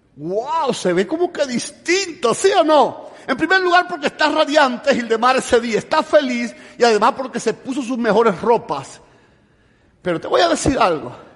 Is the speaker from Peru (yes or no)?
no; Cuba; moved away as an adult; also born or lived in Havana, Cuba / Tennessee, United States; now in United States; Yo vengo de Cuba, estoy recién llegado de Cuba